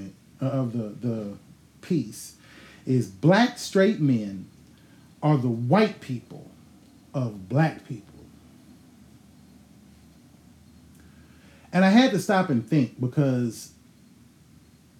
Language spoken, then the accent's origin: English; Houston, Texas, United States; I was born in Houston, motherfucking Texas, St. Joseph Hospital, April 30, 1980.